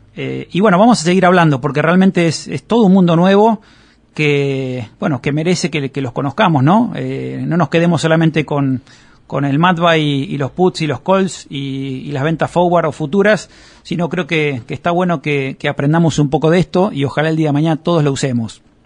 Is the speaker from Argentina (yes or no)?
yes; Argentina